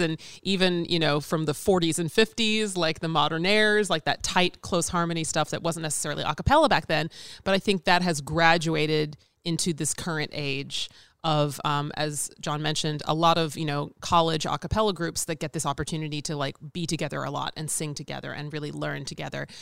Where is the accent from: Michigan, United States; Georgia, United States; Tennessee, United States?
Tennessee, United States; Nashville; moved away as an adult; now in Chicago, United States; I'm originally from Nashville, Tennessee.